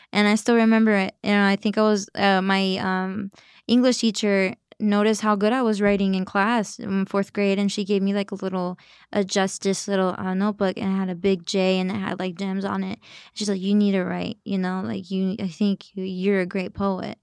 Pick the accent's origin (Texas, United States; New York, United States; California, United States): Texas, United States; Dallas; moved away; also born or lived in Los Angeles; I grew up in Dallas as well